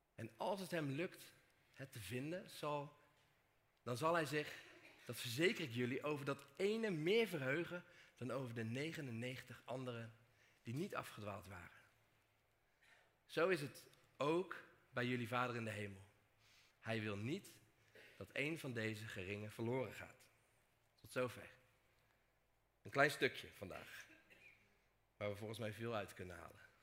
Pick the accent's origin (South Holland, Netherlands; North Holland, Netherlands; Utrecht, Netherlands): South Holland, Netherlands; Dordrecht; Kom ik uit Dordrecht. Of zoals ik normaal gesproken zeg, Dort.